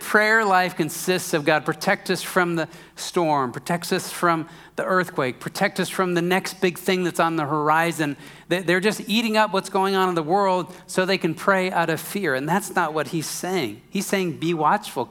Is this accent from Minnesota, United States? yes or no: yes; Minnesota, United States; I'm from Minnesota